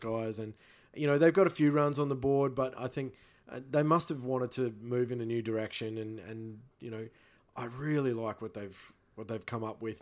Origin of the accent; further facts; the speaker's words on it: Rockhampton, Queensland, Australia; moved away; I'm from Rockhampton. I go home to my family in Rockhampton